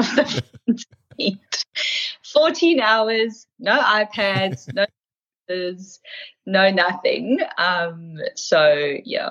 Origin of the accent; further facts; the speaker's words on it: Pretoria, Gauteng, South Africa; now in Melbourne, Australia; I was born in Pretoria in South Africa